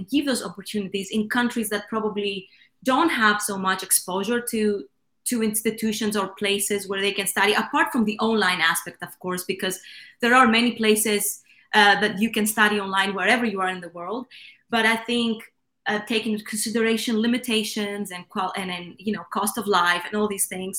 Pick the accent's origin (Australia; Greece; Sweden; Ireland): Greece; Athens, Attica; I come from Greece. I was born and raised in Athens